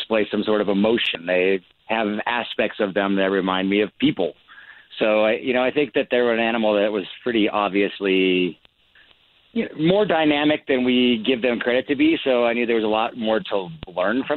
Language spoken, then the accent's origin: English; Montana, United States; growing up in Montana, just having bears in the wild as neighbors